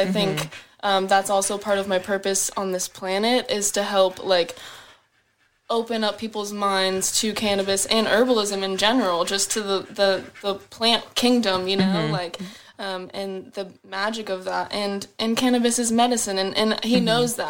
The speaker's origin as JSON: {"language": "English", "town": "Peoria", "region": "Arizona", "country": "United States", "tie": "born or raised there", "said": "In Phoenix. {S0} Okay. {S4} Or Peoria, Arizona. {S0} Okay. {S4} Yeah, so I lived in like a little suburb of Arizona. So it was kind of boring, just desert and whatnot everywhere."}